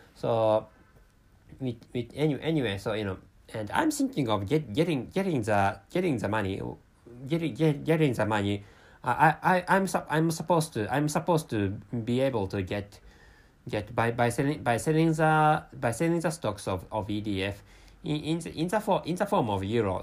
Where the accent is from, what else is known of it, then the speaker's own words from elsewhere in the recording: Japan; first language Japanese; English is a second language; my mother tongue is Japanese language, and I live in Japan